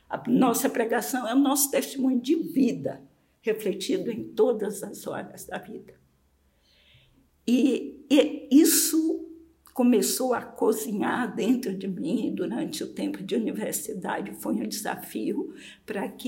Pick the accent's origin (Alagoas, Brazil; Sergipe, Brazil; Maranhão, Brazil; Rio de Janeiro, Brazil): Maranhão, Brazil; moved away as an adult; Eu saí do Maranhão para São Paulo movida mais do que por um convite para trabalhar com literatura, que era a minha paixão, a minha formação em letras.